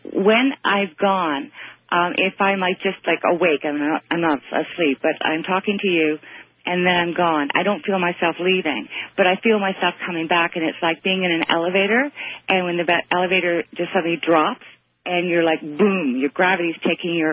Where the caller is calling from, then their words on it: Toronto, Ontario, Canada; I'm calling from Toronto, by the way.